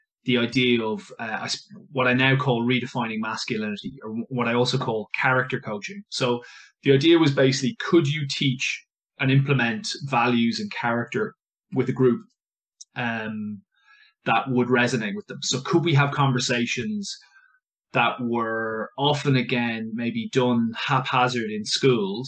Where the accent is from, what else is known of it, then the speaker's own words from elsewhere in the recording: Ireland; moved away as an adult; now in London, United Kingdom; I am an English, but an Irish English teacher